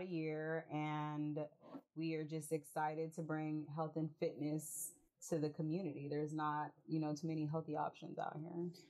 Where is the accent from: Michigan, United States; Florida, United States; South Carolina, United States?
Florida, United States; Immokalee; also born or lived in Tampa, Florida; now in Valdosta, United States; I am also from South Florida. We're from an itty bitty town called Immokalee.